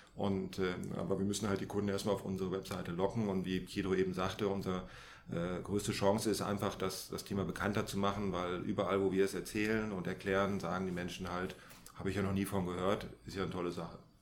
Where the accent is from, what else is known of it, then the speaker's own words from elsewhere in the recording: Germany; wir als Deutsche